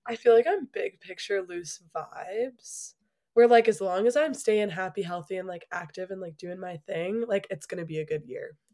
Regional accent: Chicago, Illinois, United States; moved away as an adult; now in Colorado Springs, United States; I'm originally from Chicago

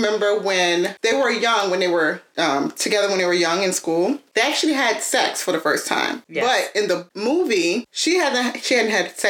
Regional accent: Northumberland County, Virginia, United States

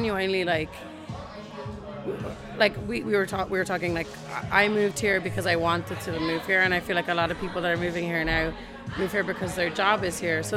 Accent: Ireland; now in San Francisco, United States; I'm Irish

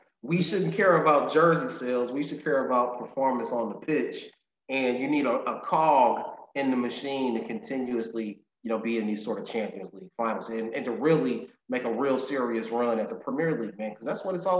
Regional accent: United States; I'm an American, man

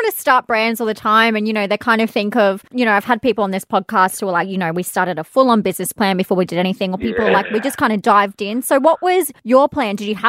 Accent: Queensland, Australia; I'm a bit of a bogan. I'm a Queenslander.

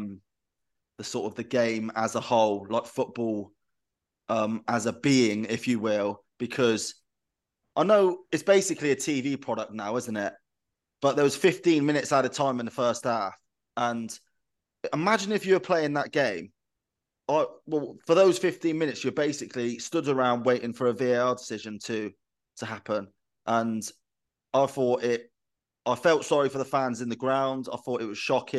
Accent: England, United Kingdom; as an Englishman

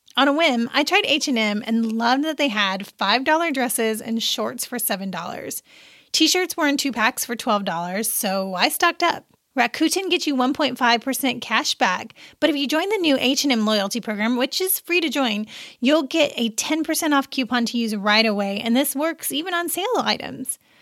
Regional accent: Seymour, Indiana, United States; I am from a little town called Seymour in southern Indiana, and my hometown paper

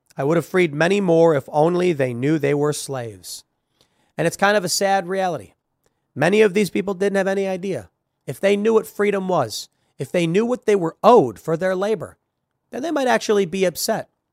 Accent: Chicago, Illinois, United States; I'm from Chicago

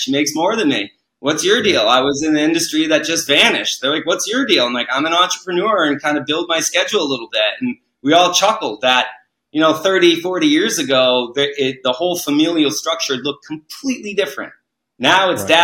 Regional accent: New England, United States; moved away; I grew up in New England

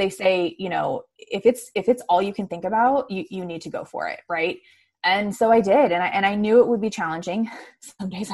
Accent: Arizona, United States; I grew up in Arizona, graduated from Arizona State.

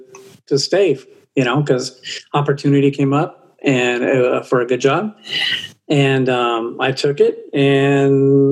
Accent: Oxnard, California, United States; now in Arizona, United States; I grew up in Los Angeles area, Oxnard, California, which is very, very close to LA.

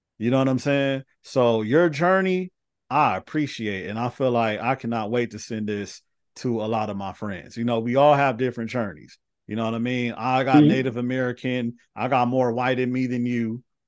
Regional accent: Finland; I was raised in Finland. So to me, I'm Finnish.

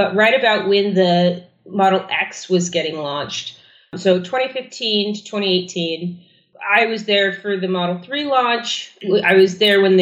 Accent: Germany; moved away; I was born in Germany in the, you know, early 80s

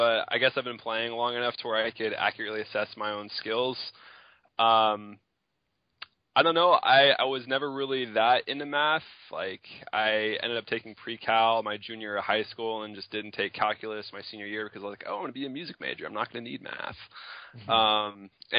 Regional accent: Tyler, Texas, United States; I am from Tyler, Texas, East Texas area.

